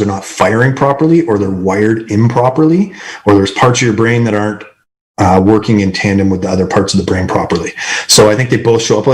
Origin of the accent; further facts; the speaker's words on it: Canada; I'm Canadian